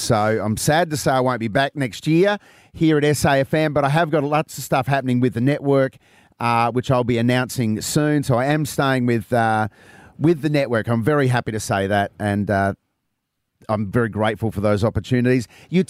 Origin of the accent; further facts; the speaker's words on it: Adelaide, South Australia, Australia; Adelaide as well. It'll always be my second home. And over the last couple of years, it'll always be my hometown.